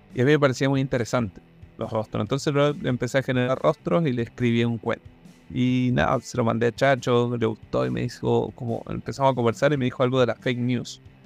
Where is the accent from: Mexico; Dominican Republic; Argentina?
Argentina; Malargüe, Mendoza; moved away as an adult; now in Chile; Nací en Malar, entonces era un lugar que a los 18 años te tenés que mover